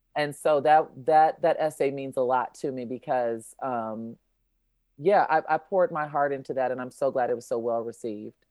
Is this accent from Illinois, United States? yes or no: yes; Chicago, Illinois, United States; I'm from Chicago